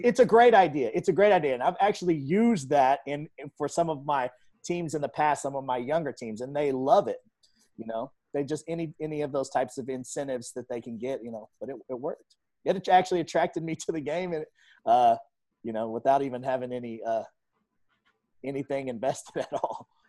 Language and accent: English; Tulsa, Oklahoma, United States; I grew up in North Tulsa